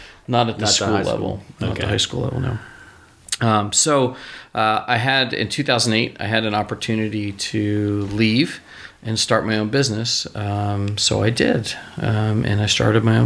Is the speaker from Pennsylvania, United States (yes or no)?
yes; Philadelphia, Pennsylvania, United States; also born or lived in Virginia; now in Texas, United States; I'm from Philly